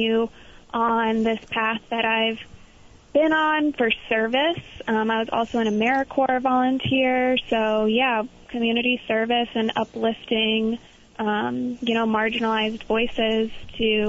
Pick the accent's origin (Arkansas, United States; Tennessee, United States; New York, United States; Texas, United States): New York, United States; Long Island; now in Vermont, United States; I'm from Long Island, New York